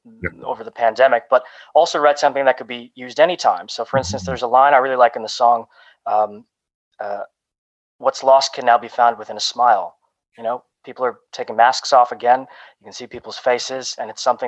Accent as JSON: {"language": "English", "town": "Toronto", "region": "Ontario", "country": "Canada", "tie": "born or raised there", "also_born_or_lived": "Romania", "said": "I was adopted from Romania, and I came to Canada at 6 weeks old"}